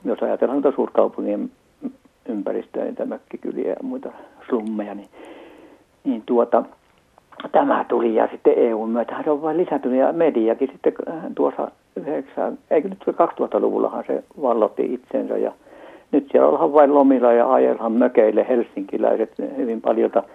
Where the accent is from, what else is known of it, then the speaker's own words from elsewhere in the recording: Central Ostrobothnia, Finland; täältä Pohjanmaalta lähtöisin oikeastaan keskeltä Pohjanmaata, Keski-Pohjanmaata